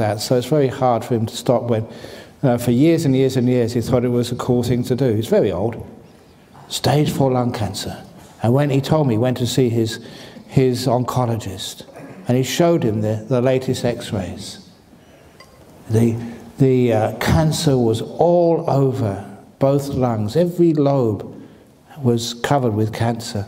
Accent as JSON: {"language": "English", "region": "London", "country": "United Kingdom", "tie": "born or raised there", "moved": "yes", "lives_now": "Australia", "said": "I was born in the bush. I was raised in the bush. Shepherd's bush."}